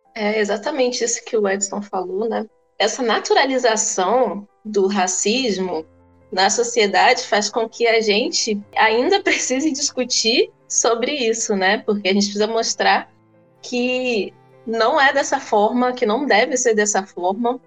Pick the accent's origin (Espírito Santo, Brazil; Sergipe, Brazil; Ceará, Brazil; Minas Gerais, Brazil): Espírito Santo, Brazil; Cachoeiro de Itapemirim; eu cresci em Cachoeira de Itapemirim